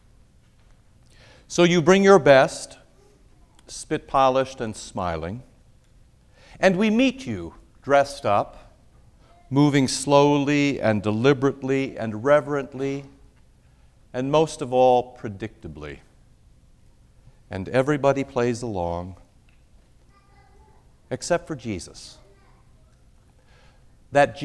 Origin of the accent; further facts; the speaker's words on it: Iowa, United States; I grew up in Iowa, and in Iowa there are more pigs than people.